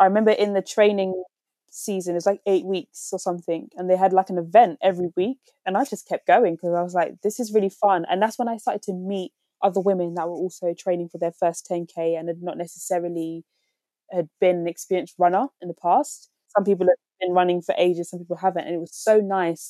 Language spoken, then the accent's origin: English; London, United Kingdom; I'm from West London